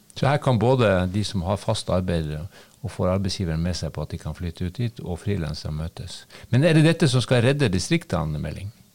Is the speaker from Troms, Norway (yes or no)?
yes; Harstad, Troms, Norway; jeg er jo fra Harstad